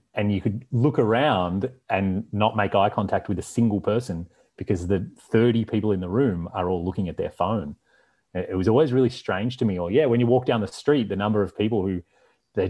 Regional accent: Australia; moved away; also born or lived in Canada; growing up in Australia and then living in Canada

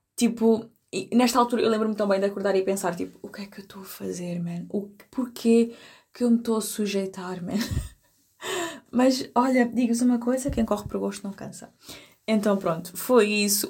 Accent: Algarve, Portugal; eu sou do Algarve

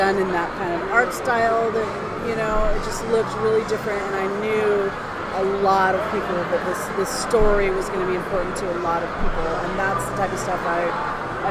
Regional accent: Oregon, United States; I grew up on a tiny farm outside a tiny town in Oregon

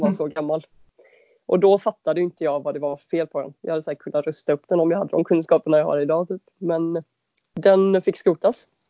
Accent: Varberg, Halland County, Sweden; moved away as an adult; now in Gothenburg, Sweden; jag är uppväxt i Varberg.

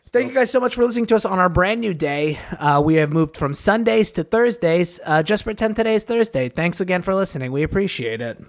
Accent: California, United States; as a Californian

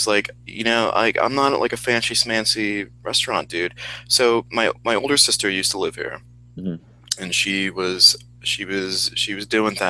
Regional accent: Midwest, United States; Like I grew up in the Midwest. It's not really like they don't really do it like that there.

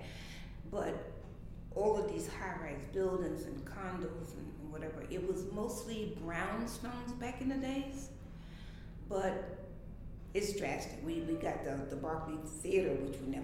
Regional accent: New York City, New York, United States; also born or lived in South Carolina; I came from South Carolina, where I was born, to Brooklyn in 1958

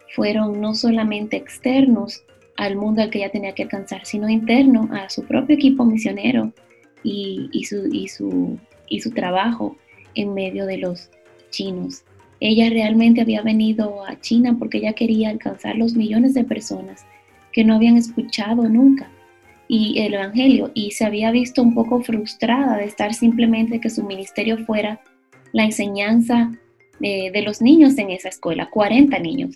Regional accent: Dominican Republic; como dominicanos

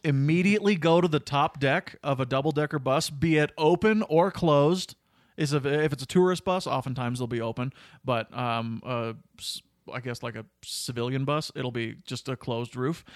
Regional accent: Cochrane, Alberta, Canada; I was from Cochrane and I was in, only in high school

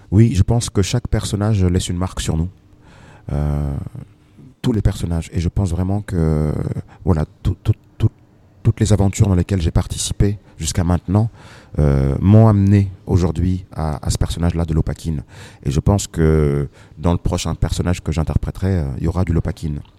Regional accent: Senegal; et voilà, moi je suis sénégalais.

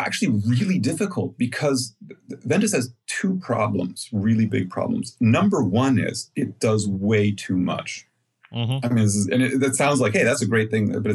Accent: United States; now in Germany; I'm an American, but I've been living in Germany

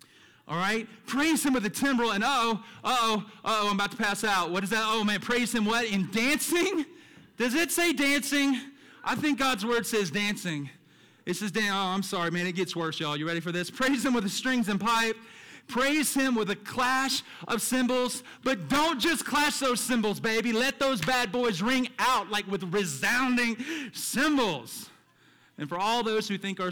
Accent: the South, United States; me as a child growing up in the South with a church on every corner

